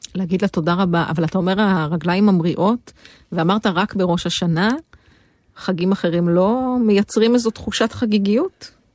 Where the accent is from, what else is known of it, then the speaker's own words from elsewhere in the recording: Jezreel Valley, Northern District, Israel; moved away; אני מעמק יזרעאל